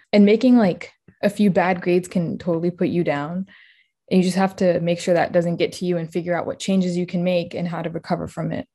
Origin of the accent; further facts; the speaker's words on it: Harrisonburg, Virginia, United States; moved away as an adult; now in Northern Virginia, United States; I'm from Harrisonburg, Virginia, where I completed my undergraduate degree at James Madison University